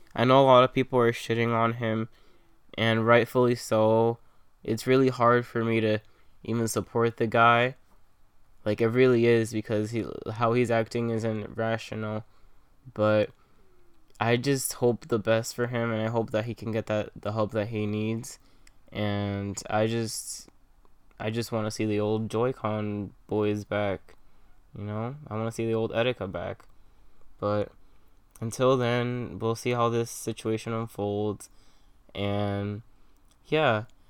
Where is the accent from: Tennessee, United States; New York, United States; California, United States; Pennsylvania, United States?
New York, United States; New York City; I'm from Queens